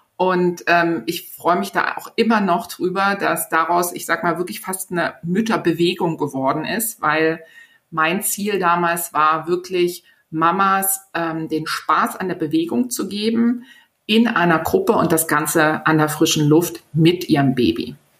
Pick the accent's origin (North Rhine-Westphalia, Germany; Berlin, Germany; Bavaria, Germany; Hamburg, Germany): Berlin, Germany; in Berlin, also in meiner Heimatstadt